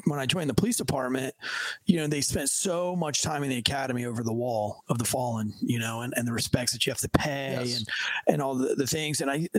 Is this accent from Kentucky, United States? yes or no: yes; Kentucky, United States; like you're in the military and I'm from Kentucky, you know what I mean?